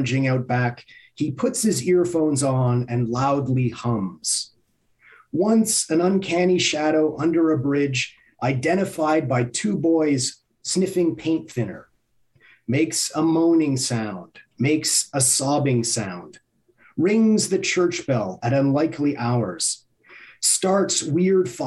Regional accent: Montreal, Quebec, Canada; I grew up in Montreal.

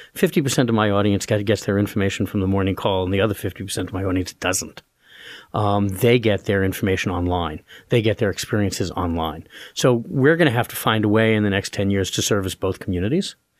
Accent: New York City, New York, United States; also born or lived in Roanoke, Virginia / Wellesley / Northwestern; now in Allentown, United States; I grew up in Brooklyn, New York

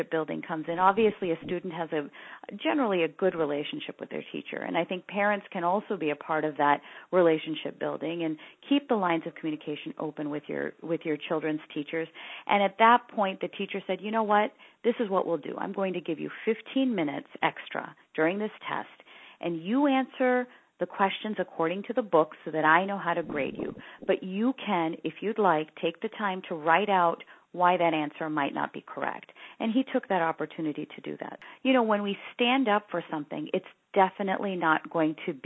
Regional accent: San Francisco Bay Area, California, United States; I grew up in the San Francisco Bay Area before the tech boom

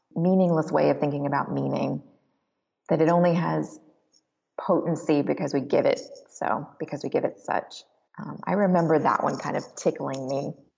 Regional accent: Alabama, United States; I grew up in Alabama in a Presbyterian church, very progressive

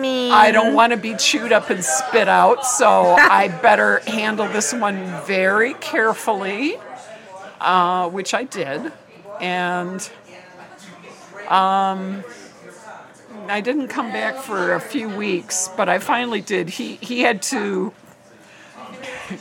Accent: Michigan, United States; moved away as an adult; now in Chicago, United States; I'm originally from Michigan

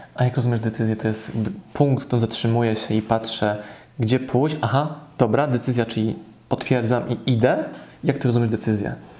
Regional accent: Poland; moved away; w mojej rodzinnej miejscowości

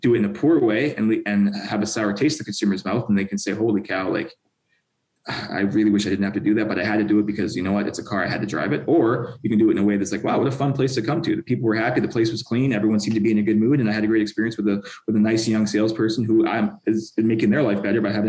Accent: Canada; now in California, United States; I'm Canadian.

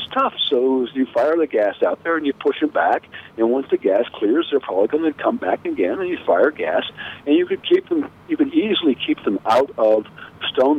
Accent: United States; as an American, I have a real responsibility

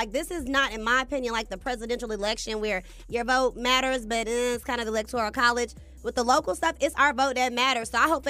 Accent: Dallas, Texas, United States; I'm not from freaking Houston. I'm from Dallas.

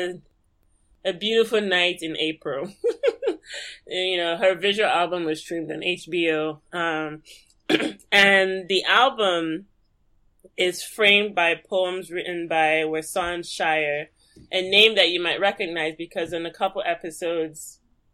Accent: Lagos, Nigeria; moved away; I was born and raised in Lagos

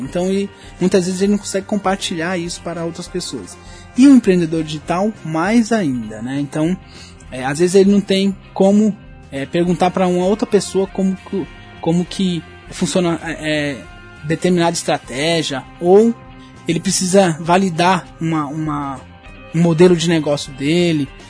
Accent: São Paulo, Brazil; eu sou de São Paulo

